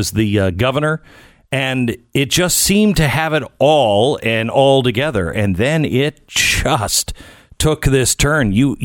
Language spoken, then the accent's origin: English; Pacific Northwest, United States; moved away; I grew up in the Pacific Northwest.